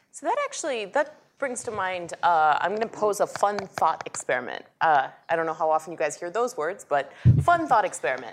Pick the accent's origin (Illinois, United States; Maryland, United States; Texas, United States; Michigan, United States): Texas, United States; Dallas; I grew up in Dallas, Texas, um, the city of Dallas